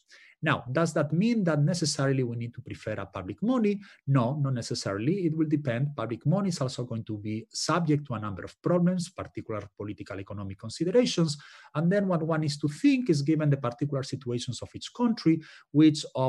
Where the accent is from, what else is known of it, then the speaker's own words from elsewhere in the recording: Spain; moved away; I'm from Spain originally